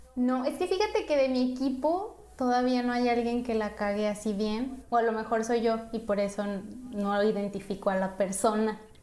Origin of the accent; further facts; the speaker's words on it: Mexico; now in Canada; como buena latina o como buena mexicana